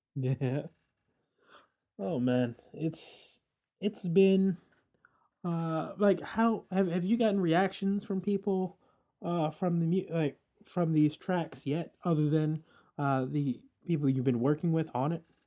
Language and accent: English; New York City, New York, United States; as a New Yorker